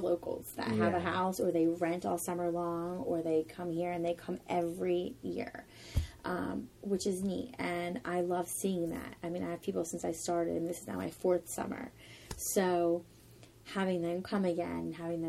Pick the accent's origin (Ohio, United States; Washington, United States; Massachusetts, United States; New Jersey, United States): New Jersey, United States; Vineland; now in Ocean City, United States; I'm originally from Vineland, New Jersey, which is about 40 minutes away